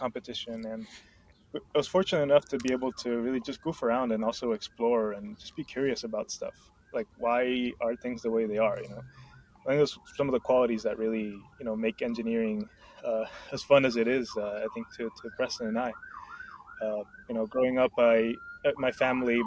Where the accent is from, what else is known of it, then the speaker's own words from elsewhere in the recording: Honduras; moved away; I'm originally from Honduras